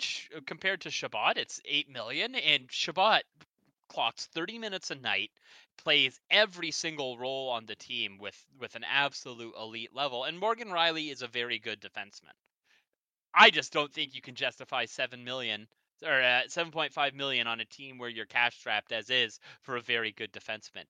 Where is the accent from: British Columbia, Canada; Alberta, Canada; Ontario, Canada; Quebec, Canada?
Ontario, Canada; Sault Ste. Marie; I'm from the Sioux